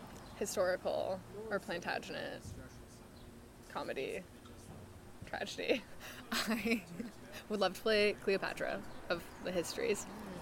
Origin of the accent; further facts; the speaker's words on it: Stratford-upon-Avon, West Midlands, United Kingdom; Like, specifically Stratford-upon-Avon. And so Shakespeare was always kind of on my radar, just being British.